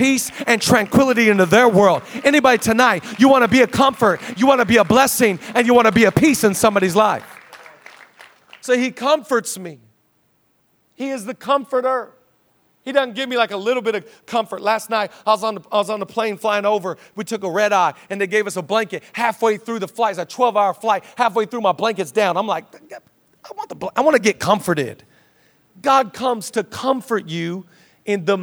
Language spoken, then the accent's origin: English; Seattle, Washington, United States; now in Los Angeles, United States; I'm from Seattle